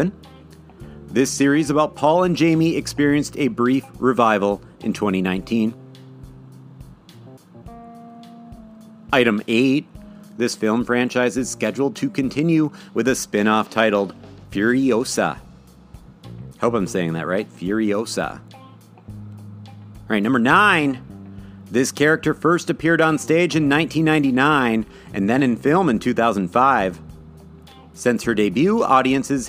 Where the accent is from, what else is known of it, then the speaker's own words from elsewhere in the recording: Midwest, United States; accent: Midwest; my Midwest accent